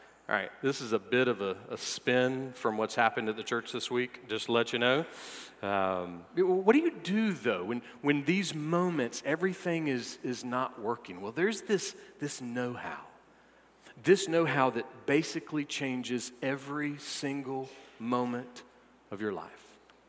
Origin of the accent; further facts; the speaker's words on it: the South, United States; Well, if my new coworkers weren't already aware that I'm from the South, I accidentally put double the amount of butter in my hash brown casserole